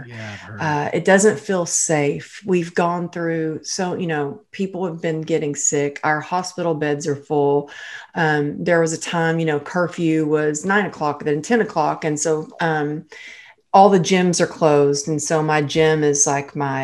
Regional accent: Texas, United States; now in Los Angeles, United States; I'm originally from Texas, I'm

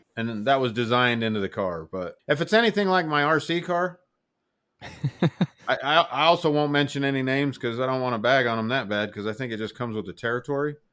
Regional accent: Utah, United States; moved away; I'm from Utah

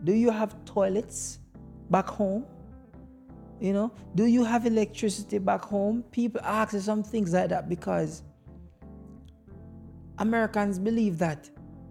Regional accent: Jamaica; now in United States; as a Jamaican man

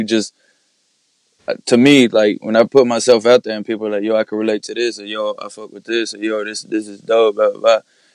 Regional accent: Mexico; I was born in Mexico, so I got my mother's last name and my dad's last name

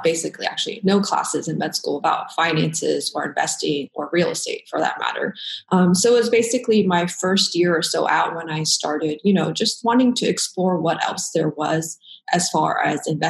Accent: Dallas, Texas, United States; moved away as an adult; now in Portland, United States; I'm originally from Dallas-Fort Worth, pretty much spent most of my life in Texas.

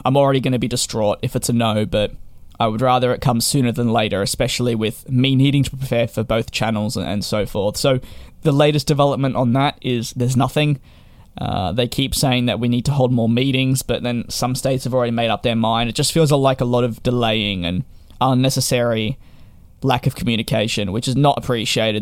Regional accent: Victoria, Australia; my home state of Victoria

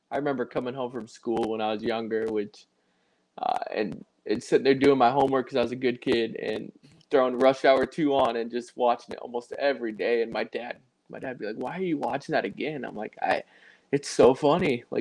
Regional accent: Midwest, United States; I'm from the Midwest and we love dips

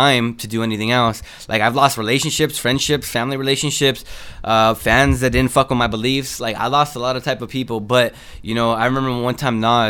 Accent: Los Angeles, California, United States; also born or lived in South Central, Los Angeles; I'm from Northeast L.A. We call it NELA, N-E-L-A.

